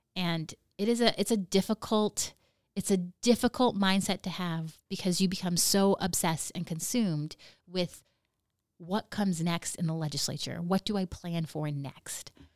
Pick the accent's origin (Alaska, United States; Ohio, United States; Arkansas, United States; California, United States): Alaska, United States; Nome; I Am From Nome